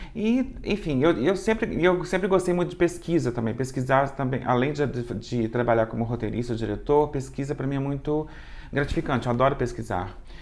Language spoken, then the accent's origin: Portuguese; Juiz de Fora, Minas Gerais, Brazil; also born or lived in Rio de Janeiro; eu sou de Juiz de Fora